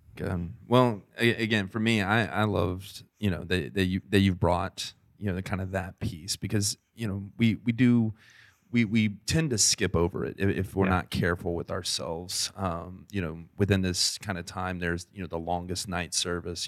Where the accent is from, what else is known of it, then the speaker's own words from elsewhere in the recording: the South, United States; I grew up in the South. Well, we both kind of grew up in the South, but I grew up in the true South